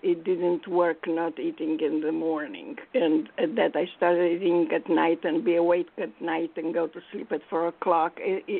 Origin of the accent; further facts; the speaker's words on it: Manhattan, New York, United States; And I come from Manhattan where you can pay very little for a good rice and beans thing and even a sashimi.